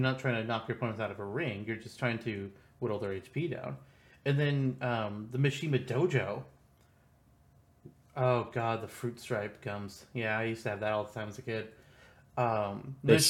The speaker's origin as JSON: {"language": "English", "region": "Midwest", "country": "United States", "said": "I'm from the Midwest"}